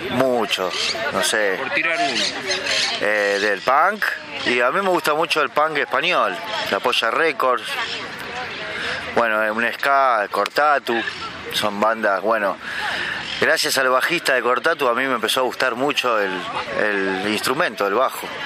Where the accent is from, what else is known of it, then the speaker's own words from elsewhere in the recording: Buenos Aires, Argentina; vivo en Caballito, nací, me crié en Caballito.